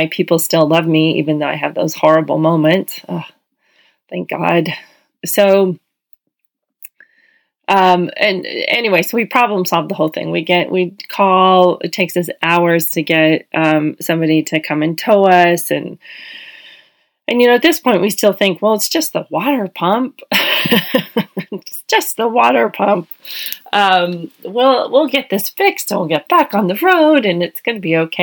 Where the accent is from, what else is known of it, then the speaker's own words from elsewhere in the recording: Hawaii, United States; we're from Hawaii